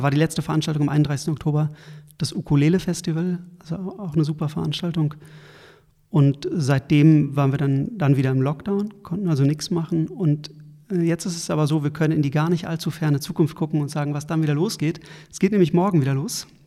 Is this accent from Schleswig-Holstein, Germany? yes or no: no; Berlin, Germany; Das, das, merken wir als Berliner und Berlinerinnen manchmal selbst gar nicht mehr so